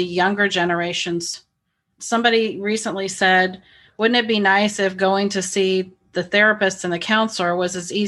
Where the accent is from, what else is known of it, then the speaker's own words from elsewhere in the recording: Midwest, United States; I was raised in the Midwest as well